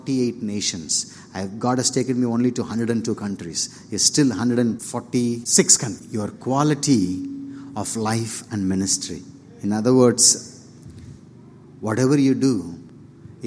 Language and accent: English; Polur, Tamil Nadu, India; English is a second language; moved away; I'm from Polur, which is a small town nearby Vellur, a village actually